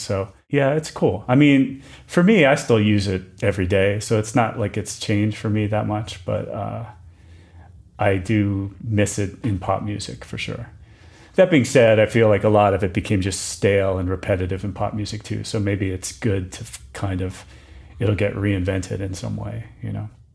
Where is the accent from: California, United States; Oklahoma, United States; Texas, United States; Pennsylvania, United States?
Pennsylvania, United States; Wilkes-Barre; moved away; I grew up in Pennsylvania.